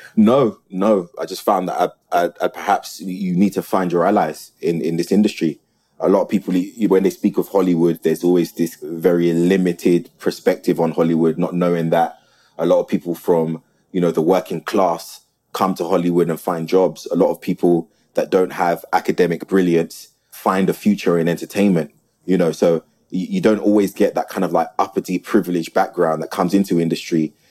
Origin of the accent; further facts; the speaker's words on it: South London, United Kingdom; I was born and raised in the community. I'm from South